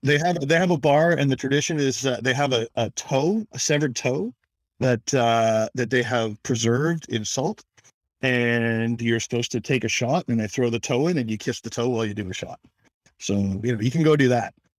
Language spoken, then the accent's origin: English; Toronto, Ontario, Canada; I'm from Toronto, born and raised